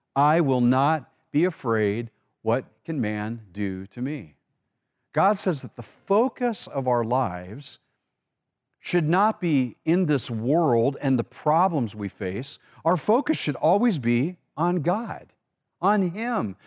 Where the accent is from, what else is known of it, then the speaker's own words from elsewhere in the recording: Orange County, California, United States; we grew up in Orange County, California